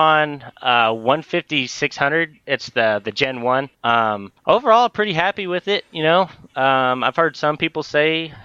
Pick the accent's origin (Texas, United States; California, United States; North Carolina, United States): Texas, United States; Fort Worth; I'm from Fort Worth, Texas, born and raised.